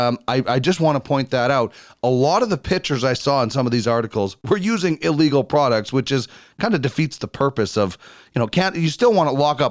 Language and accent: English; Manitoba, Canada; born or raised there; moved away